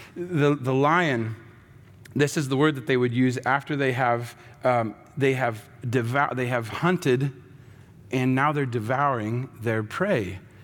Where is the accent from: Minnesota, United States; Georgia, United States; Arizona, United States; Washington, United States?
Washington, United States; Seattle; I grew up in Seattle